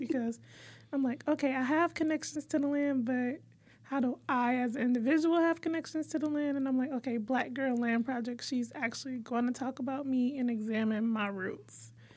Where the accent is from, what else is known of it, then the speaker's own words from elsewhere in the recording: Detroit, Michigan, United States; we're from Detroit